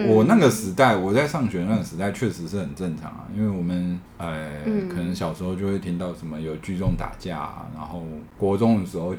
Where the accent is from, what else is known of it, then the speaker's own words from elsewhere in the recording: Shandong, China; 然后我因为在山东长大嘛，我以为这一切都是常态。